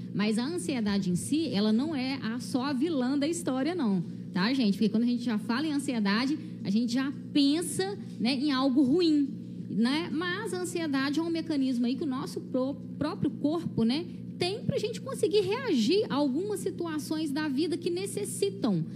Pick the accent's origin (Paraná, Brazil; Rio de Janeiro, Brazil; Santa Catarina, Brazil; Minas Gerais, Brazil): Minas Gerais, Brazil; Visconde do Rio Branco; eu sou aqui de Visconde mesmo, né? Nascida e criada aqui nessa terrinha